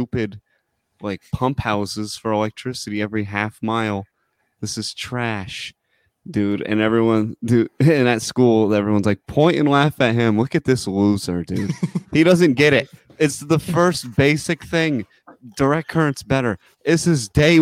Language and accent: English; United States; I'm American as fuck